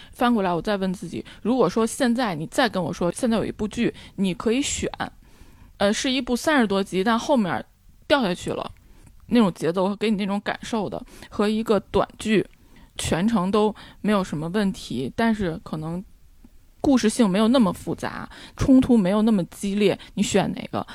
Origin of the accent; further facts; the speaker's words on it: Beijing, China; 虽然我是在北京长大的，就是我小时候我家旁边儿，现在的万寿路那边儿是一片玉米地